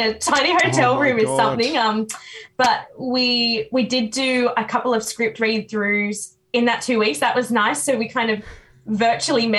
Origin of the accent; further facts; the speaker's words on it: New South Wales, Australia; I'm from New South Wales.